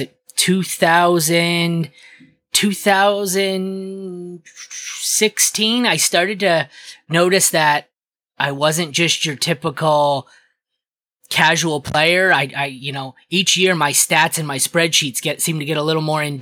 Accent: Windsor, Ontario, Canada; Was born and raised in Windsor, right across the river from Detroit

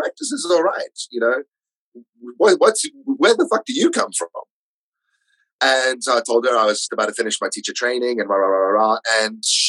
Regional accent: South Africa; moved away as an adult; also born or lived in London; now in Orpington, United Kingdom; being South African

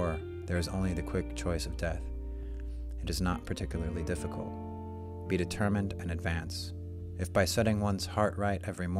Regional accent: Oregon, United States; also born or lived in Utah; I had just moved back to Oregon, where I'm from

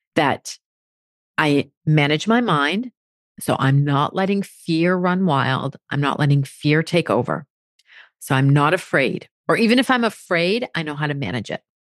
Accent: Maine, United States; moved away as an adult; now in Paris, France; I grew up in Maine

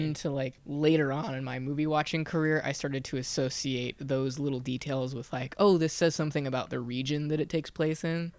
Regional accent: Lawrence, Kansas, United States; I'm from Lawrence, Kansas

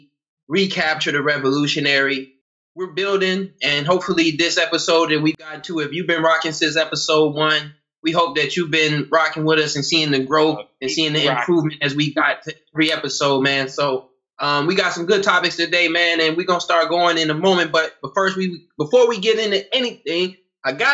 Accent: United States; also born or lived in North Carolina / South Carolina; I'm from North Carolina and South Carolina. I grew up there

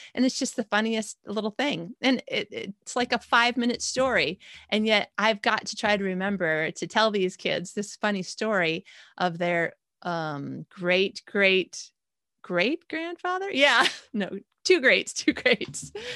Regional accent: Michigan, United States; moved away as an adult; also born or lived in Indiana / Chicago; now in Malmö, Sweden; I've lived in Michigan my whole life. I was born in Indiana, then Chicago by the time I was five. We moved to Michigan, and I lived there until, uh, John and I got married

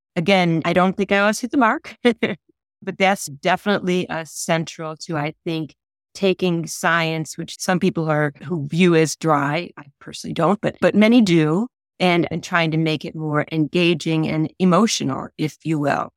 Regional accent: Hickory, United States; moved away as an adult; now in Illinois, United States; I had a horse growing up in Hickory

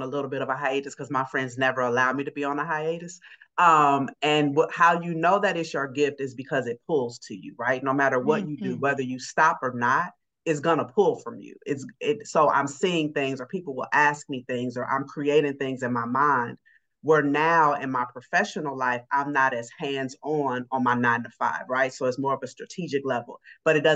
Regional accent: Chicago, Illinois, United States; moved away as an adult; also born or lived in Atlanta; now in Seattle, United States; I'm from Chicago originally. I live in Seattle now

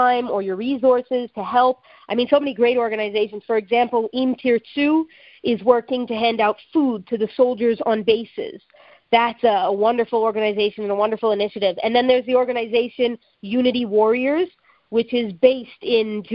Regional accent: Canada; born or raised there; now in Israel

